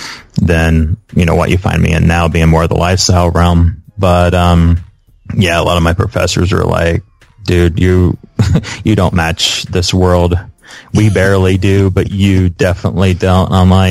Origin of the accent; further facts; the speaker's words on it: Indiana, United States; the thing about Midwesters is that we, you know, we always have a strong work ethic.